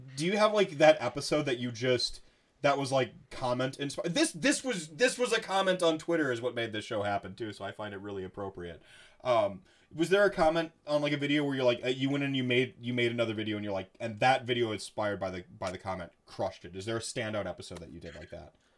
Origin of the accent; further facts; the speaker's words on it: Wisconsin, United States; growing up in Wisconsin